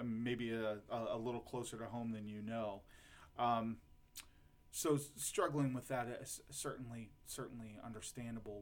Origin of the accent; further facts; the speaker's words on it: Lorain, Ohio, United States; I'm from Lorain, Ohio